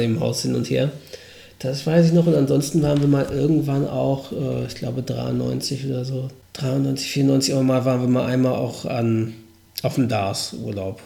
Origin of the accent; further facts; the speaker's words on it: Norderstedt, Schleswig-Holstein, Germany; von Norderstedt aus. Das ist in der Nähe von Hamburg, gehört aber zu Schleswig-Holstein, was quasi meine Heimatstadt ist